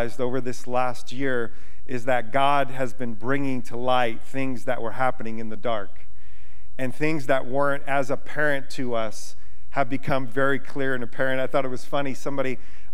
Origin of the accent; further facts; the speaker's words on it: United States; I'm an American citizen